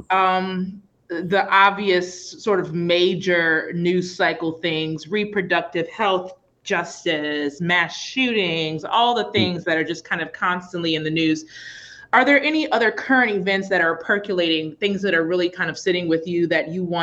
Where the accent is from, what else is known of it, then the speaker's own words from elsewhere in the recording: New Orleans, Louisiana, United States; I'm from New Orleans